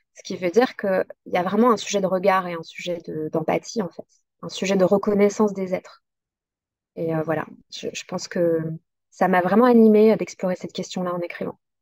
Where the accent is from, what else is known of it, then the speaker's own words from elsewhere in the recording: south-east France, France; là où j'ai grandi, donc près de cette forêt dans le sud-est